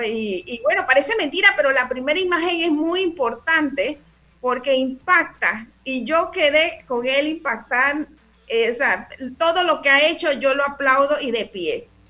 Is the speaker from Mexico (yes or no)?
no; Panama; soy panameña